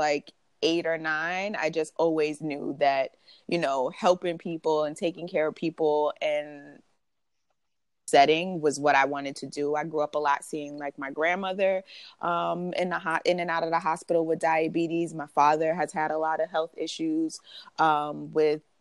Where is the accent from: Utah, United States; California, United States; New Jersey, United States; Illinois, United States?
New Jersey, United States; New Brunswick; moved away as an adult; now in New York, United States; So I was born in New York. I lived in New York until I was 7. And then I moved to New Brunswick, New Jersey, and was there until I was about 24